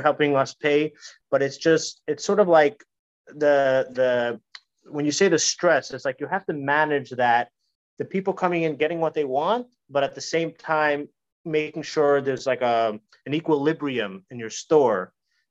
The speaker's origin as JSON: {"language": "English", "region": "New York", "country": "United States", "moved": "yes", "said": "I used to live in New York. I'm originally from New York."}